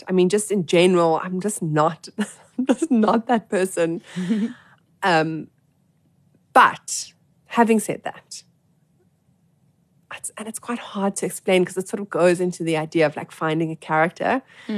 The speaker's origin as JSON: {"language": "English", "town": "Johannesburg", "region": "Gauteng", "country": "South Africa", "tie": "born or raised there", "said": "I grew up in Joburg"}